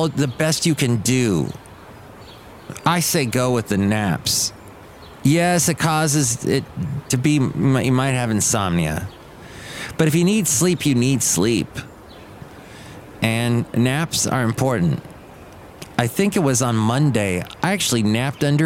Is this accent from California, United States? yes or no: yes; California, United States; I grew up in California